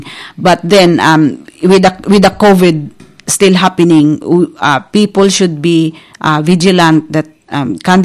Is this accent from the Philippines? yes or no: yes; Philippines; As Filipino